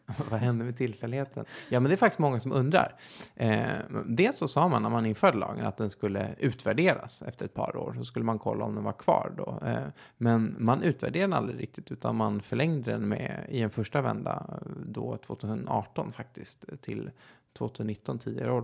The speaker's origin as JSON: {"language": "Swedish", "town": "Stockholm", "region": "Stockholm County", "country": "Sweden", "said": "Jag är 28 år från Stockholm"}